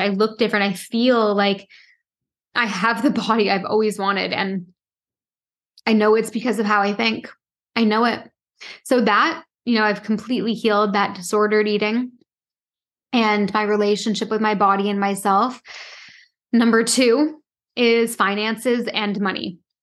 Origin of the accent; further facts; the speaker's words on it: Toronto, Ontario, Canada; also born or lived in Halifax; I grew up in Toronto